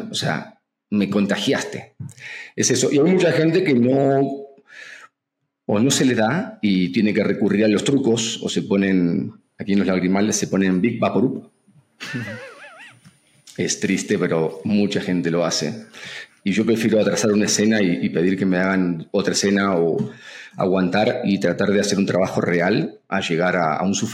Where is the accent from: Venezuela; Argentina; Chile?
Argentina; now in Mexico; yo soy un agradecido de México, estoy a punto de hacerme mexicano, nacionalizarme y para un argentino venir a México es como para un mexicano irse a Hollywood